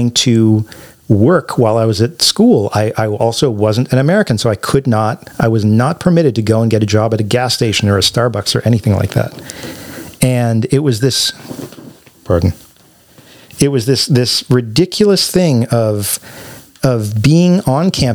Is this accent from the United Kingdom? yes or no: no; Canada; moved away as an adult; now in United States; as a Canadian